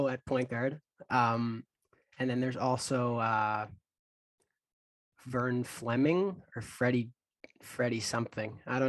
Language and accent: English; Manitoba, Canada; So, me being from Manitoba, there's not a lot of Pacers fans in, my city or province, really.